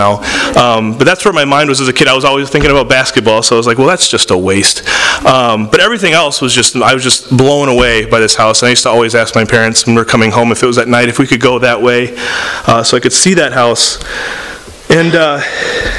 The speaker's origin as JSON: {"language": "English", "town": "San Diego", "region": "California", "country": "United States", "tie": "born or raised there", "also_born_or_lived": "Tampa, Florida, United States", "moved": "yes", "said": "I grew up in San Diego and Tampa"}